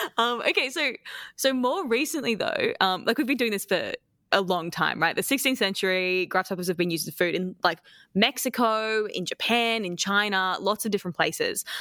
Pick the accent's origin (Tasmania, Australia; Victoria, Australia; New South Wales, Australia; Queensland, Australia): Queensland, Australia; I'm from Queensland